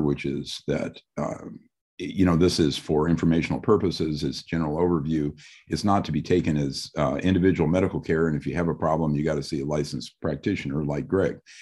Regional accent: Midwest, United States; I'm from the Midwest also

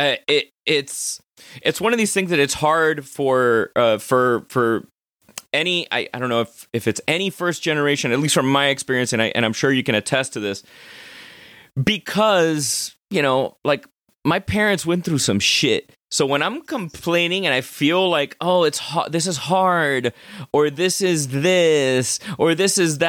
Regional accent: Miami, Florida, United States; growing up in Miami

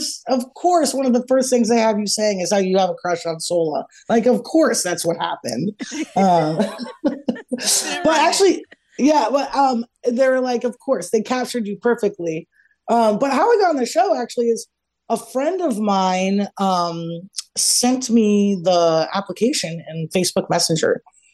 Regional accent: Columbus, Ohio, United States; now in Los Angeles, United States; I have not, but you guys know that I'm formerly from Columbus, Ohio. I now live in Los Angeles.

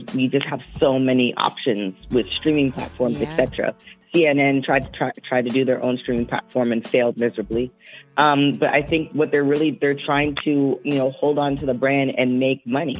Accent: Canada; now in California, United States; being a Canadian

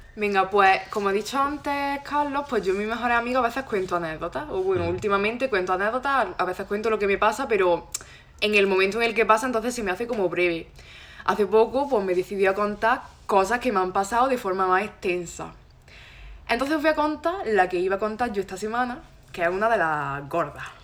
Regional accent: Loja, Andalusia, Spain; moved away as an adult; now in Granada, Spain; soy de Loja. Ahora he venido aquí a Granada a estudiar

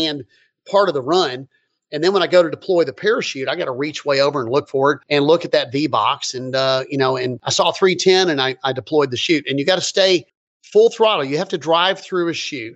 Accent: Lexington, Kentucky, United States; moved away; Where I'm from Lexington, Kentucky

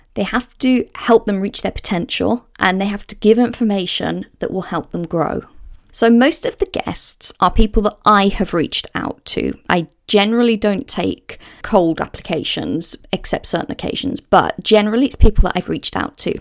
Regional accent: Walsall, West Midlands, United Kingdom; moved away as an adult; also born or lived in Hale, Cheshire / Bournemouth / Windsor / Southsea, Portsmouth; now in Portsmouth, United Kingdom; I grew up about fifteen miles north of Birmingham in the West Midlands, a place called Walsall. And I lived there until the age of nineteen.

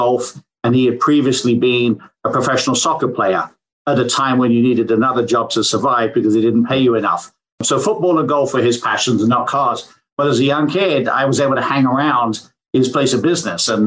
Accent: England, United Kingdom; now in Michigan, United States; I grew up in England

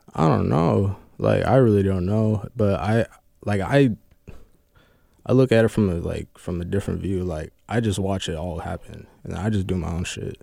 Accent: United States; also born or lived in Fresno, California; now in Kent, United States; I'm from Cali, but I really, like, grew up here

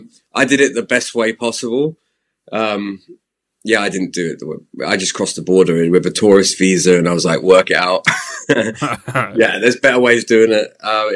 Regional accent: Slough, South East England, United Kingdom; now in Squamish, Canada

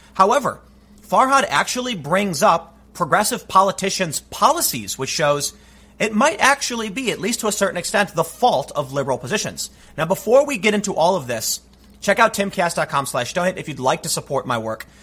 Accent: Chicago, Illinois, United States; I grew up in Chicago.

